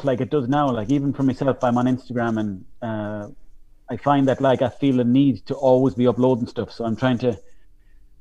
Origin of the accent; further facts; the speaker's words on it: Mayo, Connacht, Ireland; growing up in Mayo, like, there was nothing for doing